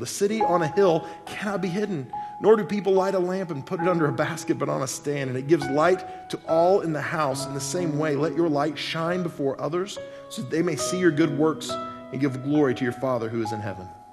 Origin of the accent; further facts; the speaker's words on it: Oklahoma, United States; I'm from Oklahoma.